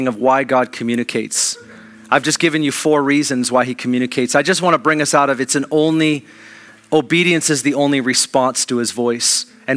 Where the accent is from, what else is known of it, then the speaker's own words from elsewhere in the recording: Kirkland, Washington, United States; I grew up in Kirkland